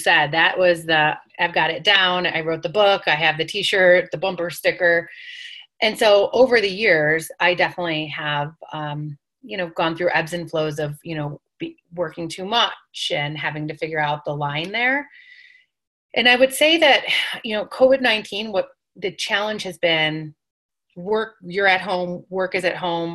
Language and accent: English; New York, United States; I'm Italian, I'm from New York, it's part of our culture.